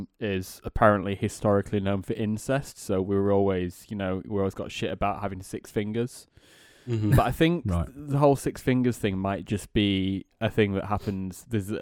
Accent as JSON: {"language": "English", "town": "Sheffield", "region": "Yorkshire and the Humber", "country": "United Kingdom", "said": "No, I'm from Sheffield."}